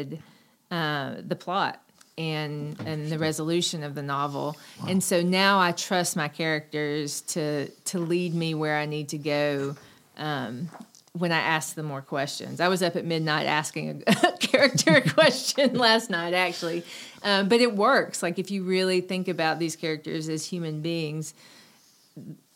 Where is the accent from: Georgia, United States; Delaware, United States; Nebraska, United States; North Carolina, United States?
North Carolina, United States; Cherokee; I grew up in Western North Carolina in Cherokee.